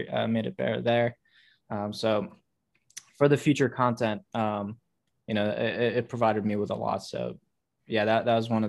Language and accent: English; Uzbekistan; I'm originally from Uzbekistan